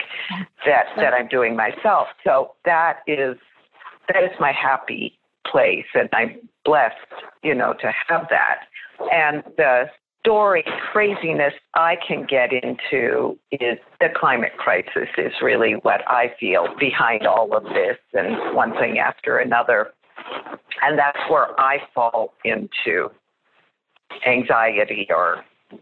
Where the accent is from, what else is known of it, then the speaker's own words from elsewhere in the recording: Canada; now in United States; And I live in America. I was born in Canada, and I feel this cultural difference here